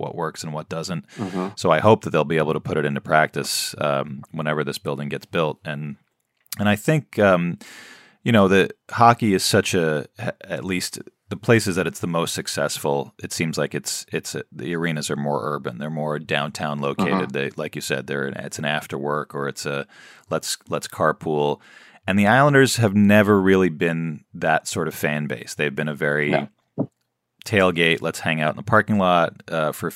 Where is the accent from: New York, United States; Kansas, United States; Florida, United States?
New York, United States; New York City; I grew up near Madison Square Garden